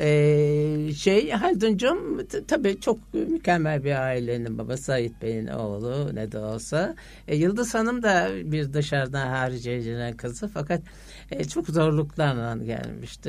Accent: Istanbul, Turkey; Eyüp'teki ev babam ben doğduğum zaman almış o Eyüp'teki evimizi

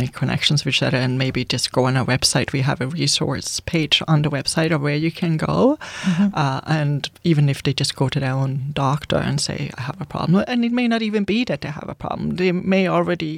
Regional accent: Sweden; English is a second language; now in Canada; I'm from Sweden. We say it differently over there

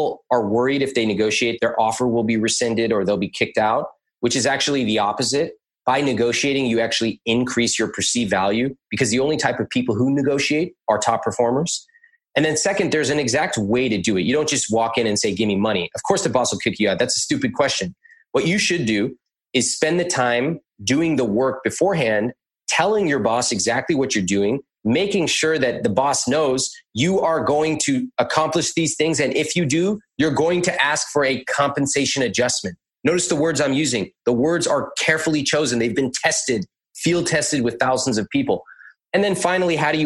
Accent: United States; I grew up in America.

